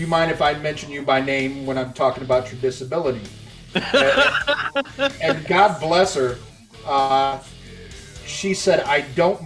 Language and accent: English; Chicago, Illinois, United States; I'm from the Chicago area